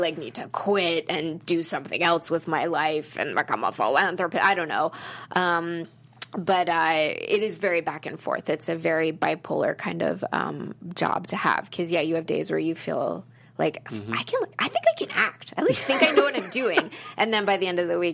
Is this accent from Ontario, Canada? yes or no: no; Calgary, Alberta, Canada; moved away as an adult; now in Los Angeles, United States; I grew up in Calgary, Alberta, Canada